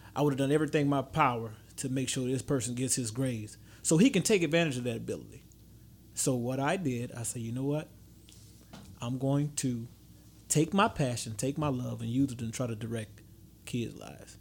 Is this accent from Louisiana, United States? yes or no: yes; Baton Rouge, Louisiana, United States; I'm from Baton Rouge